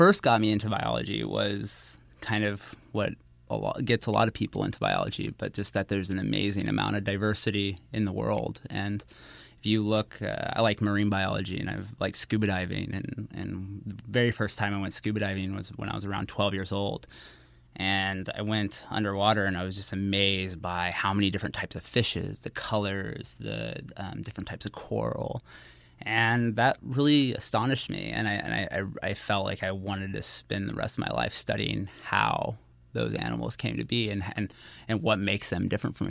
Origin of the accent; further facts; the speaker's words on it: Arkansas, United States; moved away; I'm originally from Arkansas